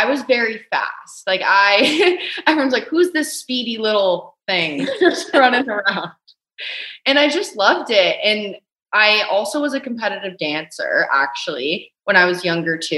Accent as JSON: {"language": "English", "country": "Canada", "said": "we're both Canadian"}